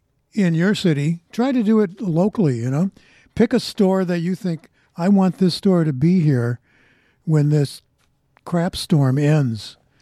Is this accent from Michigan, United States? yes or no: yes; a suburb of Detroit, Michigan, United States; moved away; I was back in my hometown, the little suburb of Detroit